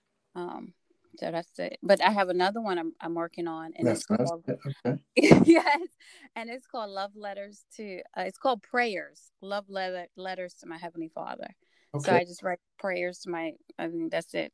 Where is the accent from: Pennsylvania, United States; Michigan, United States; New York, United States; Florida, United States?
New York, United States; born or raised there; moved away as an adult; also born or lived in Haiti / Virginia; now in Georgia, United States